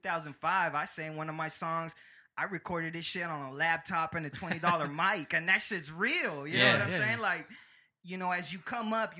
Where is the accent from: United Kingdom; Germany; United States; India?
United States; Escondido, California; also born or lived in Cairo, Egypt; growing up in Escondido, which is mainly Hispanics and Mexicans